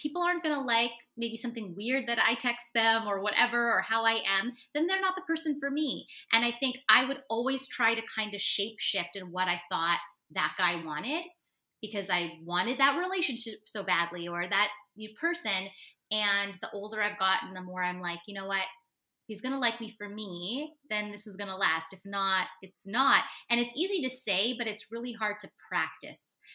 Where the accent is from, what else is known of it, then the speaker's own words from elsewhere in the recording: Canada; especially being a Canadian woman, it's a lot of sorry, sorry